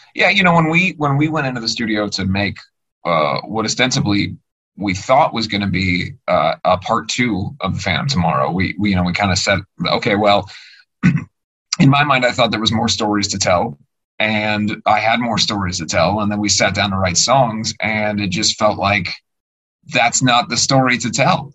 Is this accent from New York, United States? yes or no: no; Cincinnati, Ohio, United States; I'm from Cincinnati